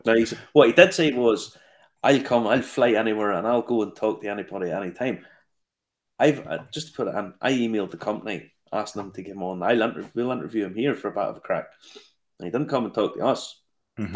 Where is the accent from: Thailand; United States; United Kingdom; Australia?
United Kingdom; Ballymena, Northern Ireland; my hometown is ballymena